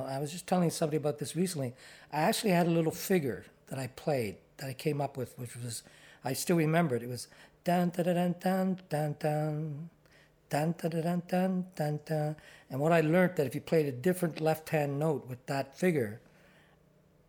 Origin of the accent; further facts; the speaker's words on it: Ottawa, Ontario, Canada; moved away as an adult; also born or lived in Toronto; I'm from Ottawa and born and raised